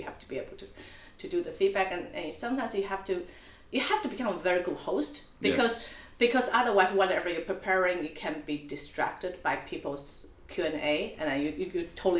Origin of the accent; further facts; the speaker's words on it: Taipei, Taiwan; moved away; also born or lived in Auckland / New York; I was born in Taipei.